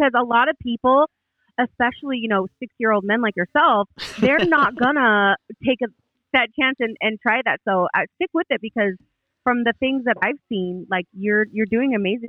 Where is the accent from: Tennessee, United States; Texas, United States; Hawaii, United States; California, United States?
California, United States; now in North Carolina, United States; I'm from California